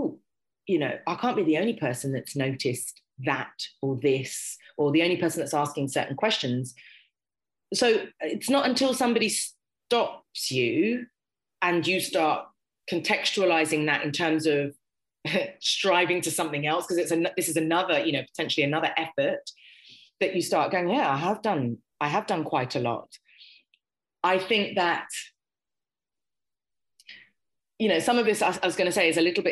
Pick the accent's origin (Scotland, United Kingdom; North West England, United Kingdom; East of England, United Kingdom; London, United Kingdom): London, United Kingdom; Harrow; I grew up in Harrow